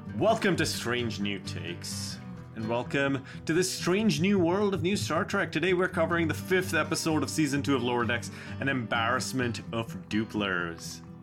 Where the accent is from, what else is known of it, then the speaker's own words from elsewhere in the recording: India; I am an Indian person, born in India